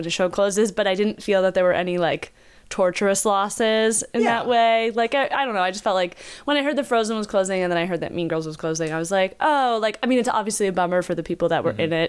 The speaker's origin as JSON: {"language": "English", "town": "Philadelphia", "region": "Pennsylvania", "country": "United States", "said": "I'm from Philadelphia. I'm not Southern in any possible way."}